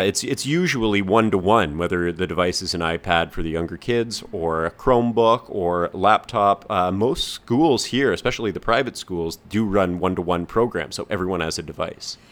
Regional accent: Canada; moved away as an adult; now in Hong Kong; we're both from Canada

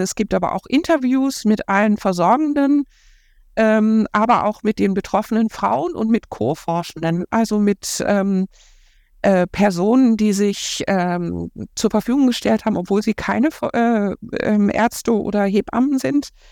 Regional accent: Ruhr area, North Rhine-Westphalia, Germany; now in Cologne, Germany; ich komme aus dem Ruhrgebiet

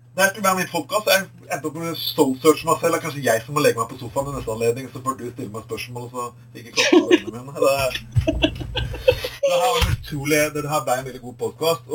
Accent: Skien, Telemark, Norway; now in Bergen, Norway; min hjemby også, i Skien

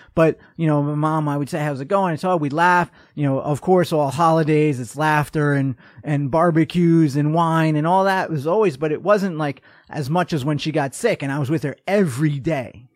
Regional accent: New York, United States; moved away as an adult; also born or lived in North Dakota; I'm from New York

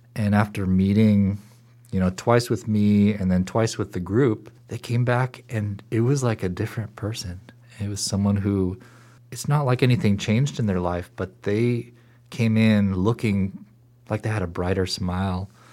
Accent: Seattle, Washington, United States; moved away as an adult; also born or lived in Boston / Portland; I grew up in Seattle, in a suburb of Seattle

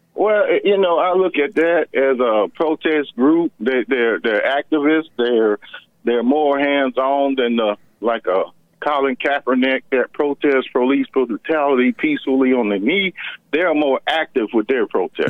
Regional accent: rural Georgia, United States; I grew up in Georgia, in rural Georgia

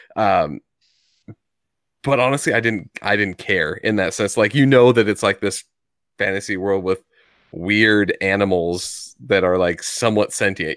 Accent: United States; my ignorance as an American here

